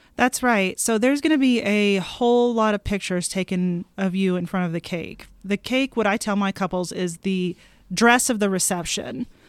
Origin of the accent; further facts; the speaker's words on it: Houston, Texas, United States; now in Billings, United States; I'm from Houston